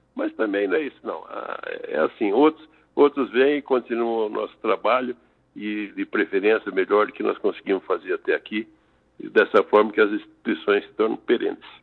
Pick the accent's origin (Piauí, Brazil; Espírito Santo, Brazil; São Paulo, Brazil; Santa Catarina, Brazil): São Paulo, Brazil; now in Tangará da Serra, Brazil; o que de fato sou é paulista de origem, era agrônomo por formação, morador em Tangará da Serra desde 82